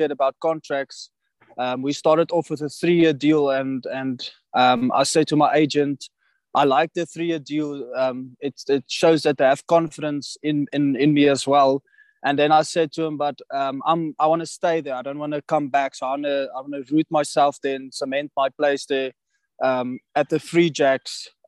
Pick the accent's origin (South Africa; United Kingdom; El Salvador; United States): South Africa; Pretoria, Gauteng; also born or lived in Johannesburg / Nelspruit; I'm from South Africa, Pretoria. Grew up there all my life